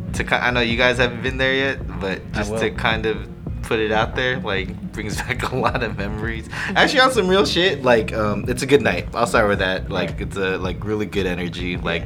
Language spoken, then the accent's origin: English; Bay Area, California, United States; we're from the Bay Area